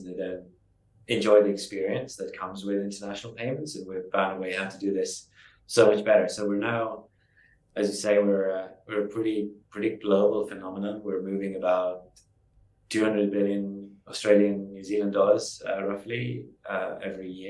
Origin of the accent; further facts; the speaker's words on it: Estonia; moved away as an adult; also born or lived in London; I moved from Estonia, where I grew up, to London